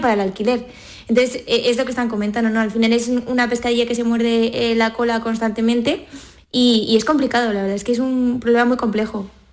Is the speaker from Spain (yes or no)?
yes; Cádiz, Andalusia, Spain; moved away as an adult; now in Madrid, Spain; soy de Cádiz, pero estudié en Madrid, en la universidad, y luego además empecé a trabajar allí y ya luego me quedé allí